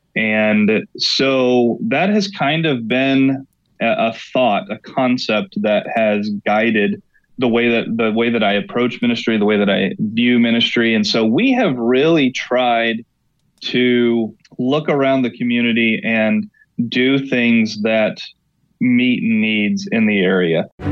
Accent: Oklahoma, United States; now in Elmira, United States; I'm born and raised in Oklahoma, kind of the middle of the Bible Belt

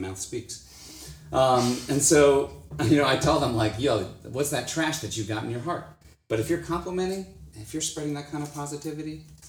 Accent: Florida, United States; I'm from Florida.

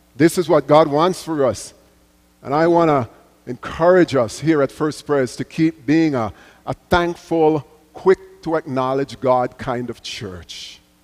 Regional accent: Jamaica; as a little boy growing up in Jamaica, going to church with my mother

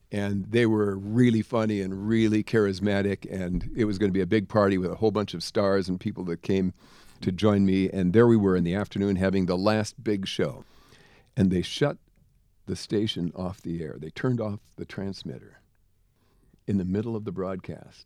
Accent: Jamestown, North Dakota, United States; moved away; also born or lived in Los Angeles; I'm from Jamestown, North Dakota, a little tiny town in the middle of nowhere.

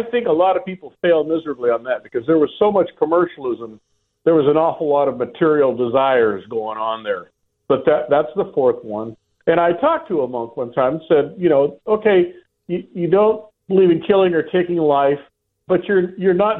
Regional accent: San Diego, California, United States; I'm from San Diego

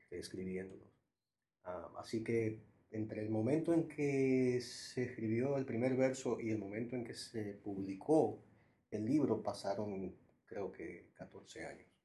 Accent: Santo Domingo, Distrito Nacional, Dominican Republic; also born or lived in Puerto Rico; now in New York, United States; yo me fui desplazando, primero de Santo Domingo a Puerto Rico, donde viví casi un año, luego de Puerto Rico a Nueva York. Y es en Nueva York donde creo que se termina de, escribir

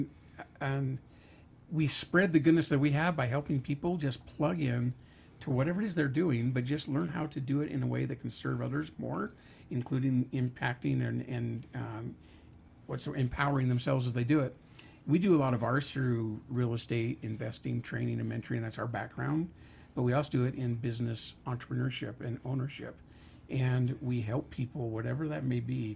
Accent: Idaho, United States; I'm from Idaho

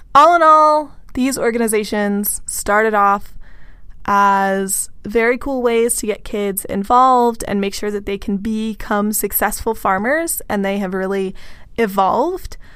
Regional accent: Texas, United States; I am from Texas, so we definitely had Latinx people involved throughout four H

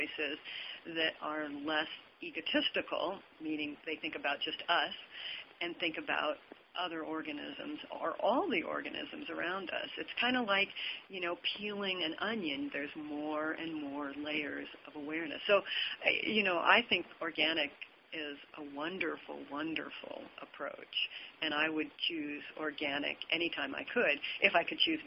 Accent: Montana, United States; I grew up in Montana, and I started on a cattle ranch

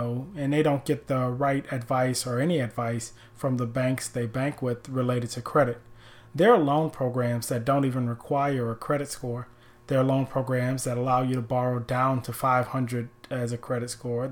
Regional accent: New Orleans, Louisiana, United States; moved away as an adult; now in Tampa, United States; I'm from New Orleans

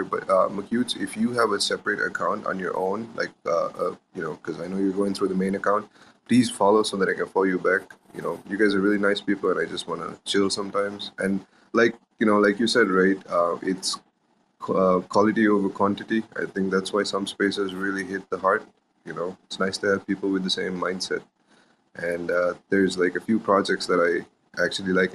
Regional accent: Sri Lanka; I'm from I'm from Sri Lanka

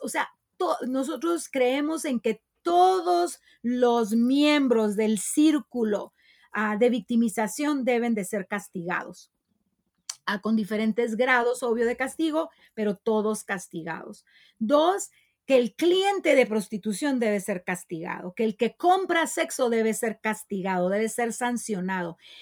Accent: Tijuana, Baja California, Mexico; En Tijuana tenemos una de las zonas de tolerancia más grandes

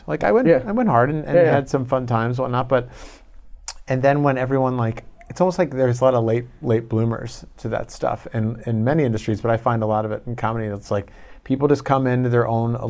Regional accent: Chicago, Illinois, United States; moved away as an adult; also born or lived in Long Island / Iowa / New York / Los Angeles; So we moved to Chicago when I was like two. So I grew up my whole life and I went to school in Iowa. So I'm pretty much Midwest.

